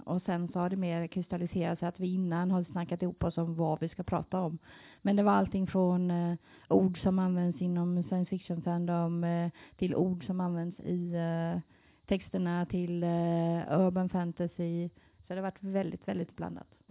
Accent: Gothenburg, Västra Götaland, Sweden; now in Jönköping, Sweden; jag kommer från Göteborg

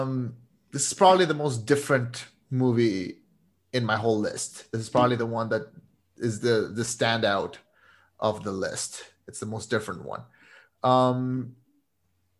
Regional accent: Monterrey, Nuevo León, Mexico; My hometown. This is the place where I was born. It's the place where I'm living right now.

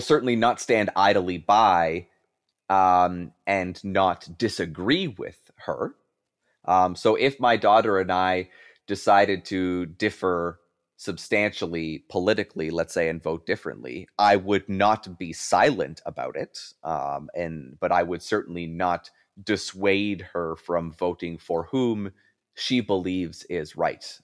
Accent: Canada; moved away as an adult; now in Buffalo, United States; as a Canadian citizen, even though I live in the United States

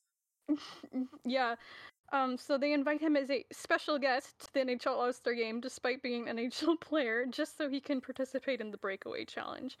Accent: Canada; I am the resident Canadian

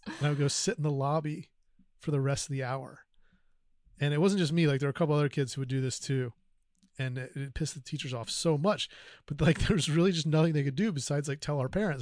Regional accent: North Carolina, United States; I grew up in North Carolina

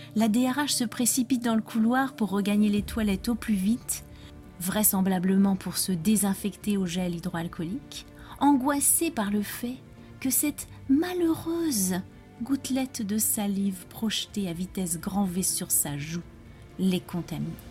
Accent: France

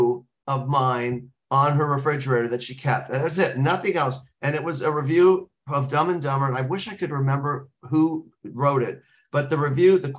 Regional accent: Los Angeles, California, United States; I'm from Los Angeles

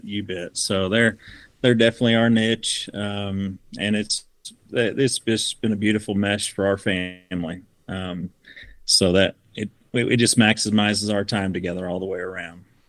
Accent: Southern Missouri, United States; now in Utah, United States; I grew up in Southern Missouri

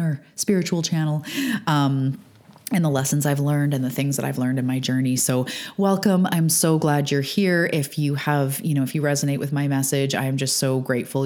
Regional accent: Canada; also born or lived in Vancouver Island, British Columbia; I'm a Canadian living on Vancouver Island on the west coast of Canada

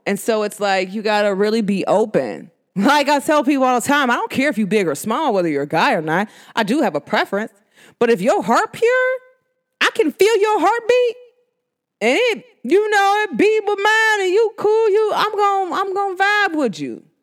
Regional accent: United States; accent: New York; my New York accent. Uh, New Jersey slash New York

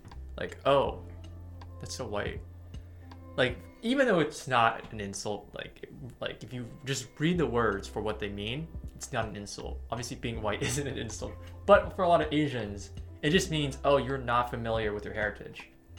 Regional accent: California, United States; born or raised there

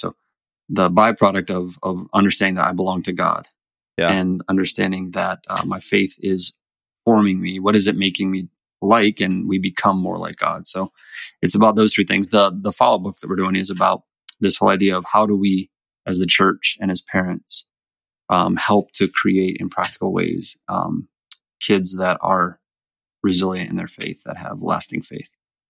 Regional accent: North Dakota, United States; also born or lived in Florida; I didn't grow up in New York. I grew up all over. I moved a lot growing up. So

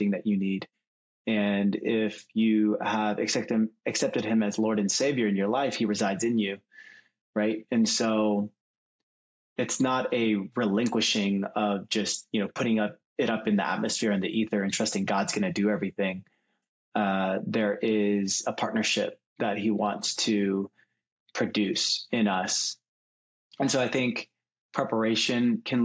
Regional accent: Seattle, Washington, United States; moved away as an adult; also born or lived in Chicago; now in San Francisco Bay Area, United States; grew up in Seattle

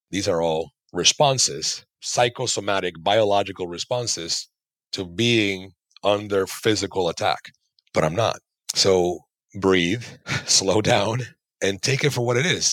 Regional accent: Panama; moved away; I'm from Panama originally.

